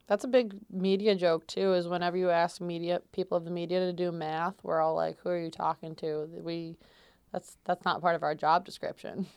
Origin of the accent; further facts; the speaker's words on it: central New York, United States; I was born and raised in New York. um, central New York specifically for me